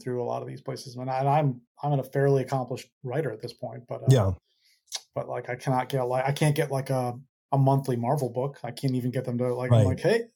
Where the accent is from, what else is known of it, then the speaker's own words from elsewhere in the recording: Windsor, Connecticut, United States; I grew up outside of Hartford, Connecticut, in a town called Windsor